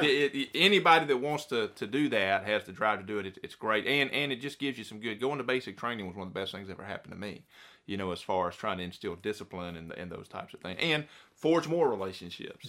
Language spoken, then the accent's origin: English; Bryan, Texas, United States; so I spent most of my time there growing up in Bryan, which is right next to College Station, where Texas A&M University is